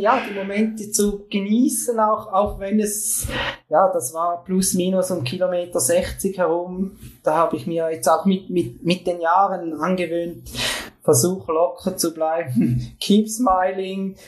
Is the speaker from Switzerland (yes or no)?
yes; Switzerland; bei uns in der Schweiz